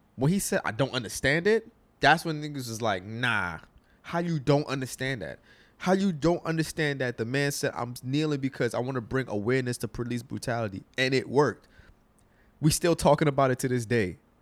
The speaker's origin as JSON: {"language": "English", "country": "United States", "said": "I'm a American"}